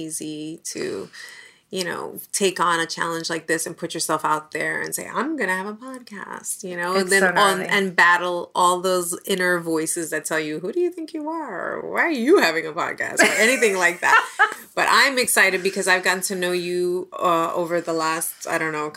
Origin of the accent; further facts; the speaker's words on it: New York City, New York, United States; I was born and raised in the Bronx.